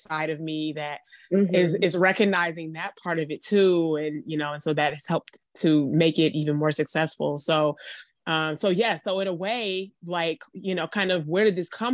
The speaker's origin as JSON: {"language": "English", "town": "Detroit", "region": "Michigan", "country": "United States", "tie": "born or raised there", "moved": "yes", "lives_now": "Atlanta, United States", "said": "I'm in my hometown of Detroit, Michigan. I live in Atlanta now"}